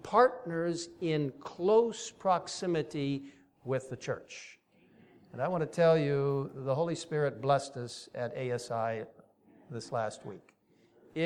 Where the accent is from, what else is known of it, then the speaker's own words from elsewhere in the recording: Cairo, Cairo Governorate, Egypt; moved away; I grew up in that region. I grew up in Cairo, Egypt. It's really my home.